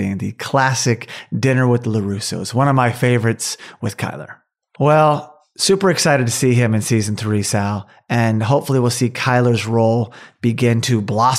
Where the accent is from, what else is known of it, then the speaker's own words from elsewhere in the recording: United States; now in California, United States; even though I'm American, Irish American, but American